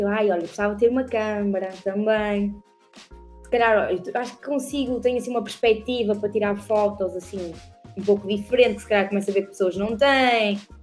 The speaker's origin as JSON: {"language": "Portuguese", "town": "Perafita", "region": "Norte", "country": "Portugal", "tie": "born or raised there", "also_born_or_lived": "Custóias", "accent": "northern", "said": "eu sou do Porto, daqui, mais, mais precisamente de Purafita, num bairro humilde, nascida e criada"}